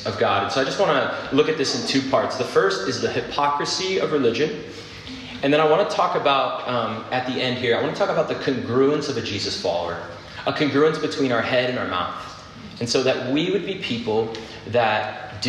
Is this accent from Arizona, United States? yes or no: yes; Phoenix, Arizona, United States; I grew up in Phoenix